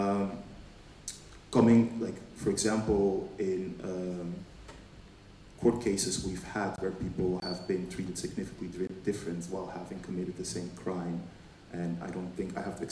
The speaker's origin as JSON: {"language": "English", "country": "Caribbean Netherlands", "said": "I come from Bonaire. It's one of the islands still under the control of the Dutch"}